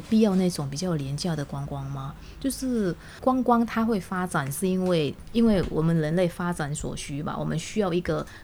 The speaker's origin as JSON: {"language": "Chinese", "country": "Taiwan", "said": "我们台湾这边"}